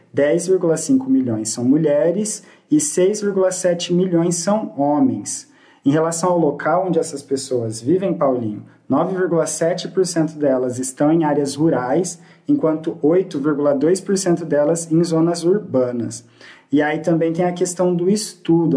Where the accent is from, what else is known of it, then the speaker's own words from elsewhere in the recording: Presidente Prudente, São Paulo, Brazil; também sou daqui de Presidente Prudente